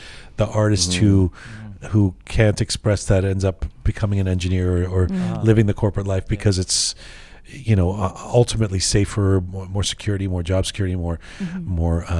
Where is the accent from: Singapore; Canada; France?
Canada; And when I showed that I'm from Canada